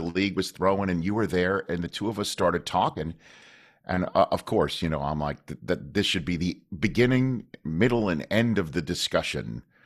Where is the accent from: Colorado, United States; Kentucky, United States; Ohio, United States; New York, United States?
New York, United States; New York City; moved away; I'm from Staten Island